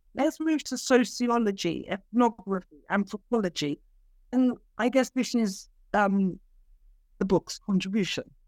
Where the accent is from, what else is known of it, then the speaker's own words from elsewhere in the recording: London, United Kingdom; moved away as an adult; also born or lived in Cyprus; I am a London-born Cypriot.